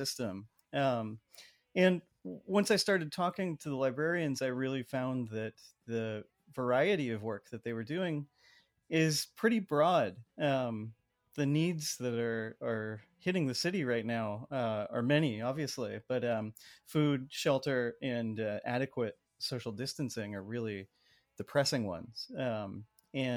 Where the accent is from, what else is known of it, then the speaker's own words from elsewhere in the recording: San Jose, California, United States; someone who I grew up with in San Jose